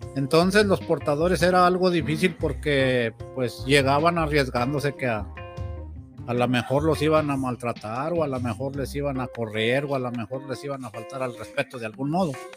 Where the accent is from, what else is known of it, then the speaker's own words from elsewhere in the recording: Mexico; como mexicanos